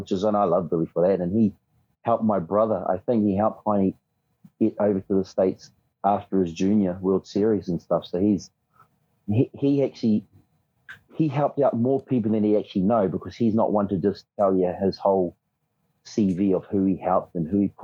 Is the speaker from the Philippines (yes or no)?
no; New Zealand; us Kiwis